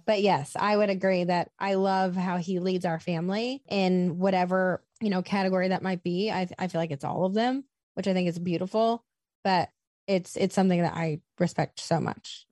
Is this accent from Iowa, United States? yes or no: yes; Iowa, United States; also born or lived in Los Angeles; now in Nashville, United States; I was born and raised in Iowa.